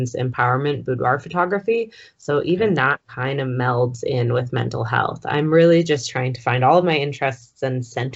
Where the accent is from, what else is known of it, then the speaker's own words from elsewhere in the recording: Vancouver Island, BC, British Columbia, Canada; moved away as an adult; also born or lived in Edmonton; now in Calgary, Canada; I grew up in BC on Vancouver Island. I was actually born just off the coast of Vancouver Island, very small island. But I moved to Edmonton when I was about 18.